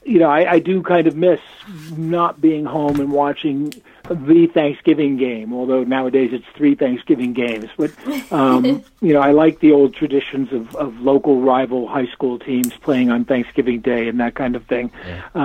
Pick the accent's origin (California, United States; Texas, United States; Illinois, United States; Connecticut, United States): Connecticut, United States; New Haven; I grew up in Connecticut, in southern Connecticut. Born in New Haven and grew up in that area